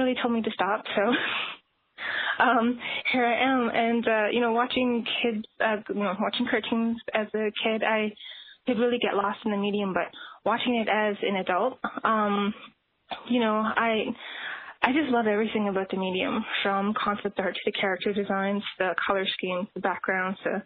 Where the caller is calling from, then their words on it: Northwest Territories, Canada; I'm calling you from the Northwest Territories in Canada